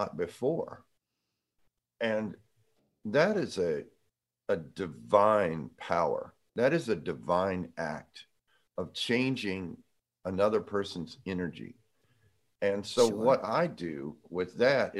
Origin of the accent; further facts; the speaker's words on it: Jacksonville, Florida, United States; I'm from Jacksonville.